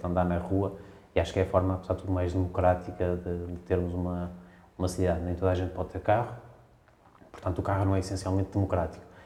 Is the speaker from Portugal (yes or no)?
yes; Braga, Norte, Portugal; now in Lisbon, Portugal; Eu sou bracarense